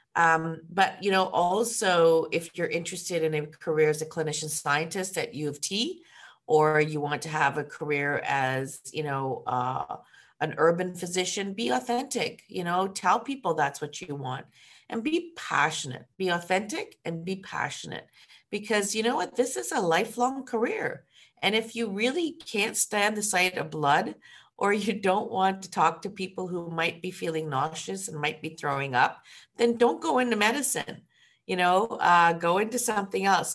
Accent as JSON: {"language": "English", "town": "Ottawa", "region": "Ontario", "country": "Canada", "also_born_or_lived": "Hamilton, Ontario / Kingston, Ontario / Toronto, Ontario", "moved": "as an adult", "said": "I'm from Ottawa"}